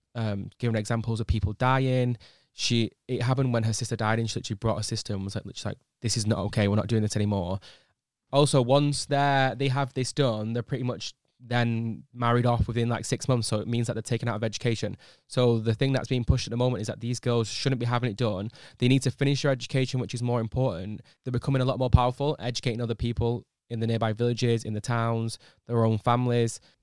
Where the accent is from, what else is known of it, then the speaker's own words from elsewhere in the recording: United Kingdom; as British people, I feel like we're quite lazy people